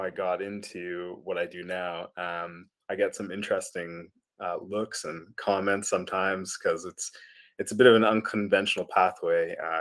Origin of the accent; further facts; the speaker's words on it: Calgary, Alberta, Canada; moved away as an adult; also born or lived in Edmonton / Rainbow Lake / New Zealand; born and raised in Alberta, and did everything. Yeah, even did my undergraduate degree up the road in Edmonton, but spent most of my life in Calgary.